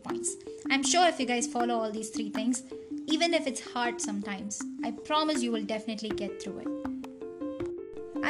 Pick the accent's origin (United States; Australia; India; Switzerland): India; as Indian teen myself